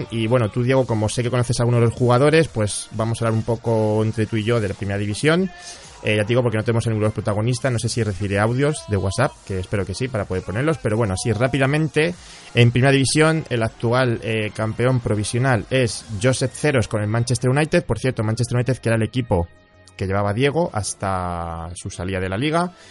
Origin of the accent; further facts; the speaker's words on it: Huelva, Andalusia, Spain; …, tú eres de Huelva, ¿verdad? Sí, soy de Huelva.